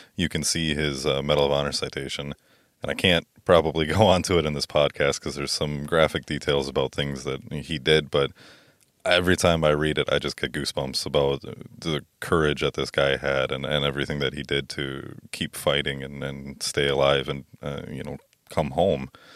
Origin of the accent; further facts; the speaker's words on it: Merrill, Wisconsin, United States; I'm from Merrill